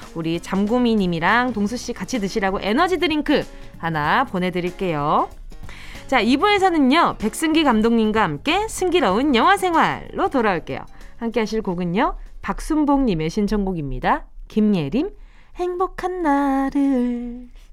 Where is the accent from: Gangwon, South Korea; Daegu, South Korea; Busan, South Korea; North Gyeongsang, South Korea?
Busan, South Korea; now in Seoul, South Korea; 내가 부산에서 올라왔지만